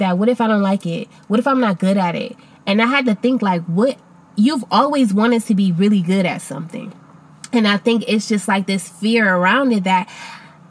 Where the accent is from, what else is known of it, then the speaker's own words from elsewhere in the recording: Akron, Ohio, United States; moved away as an adult; I moved back to my hometown of Akron, Ohio